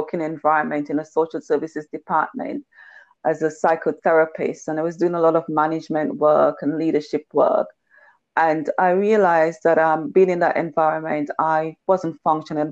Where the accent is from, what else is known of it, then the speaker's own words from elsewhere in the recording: Tobago, Trinidad & Tobago; I was from Tobago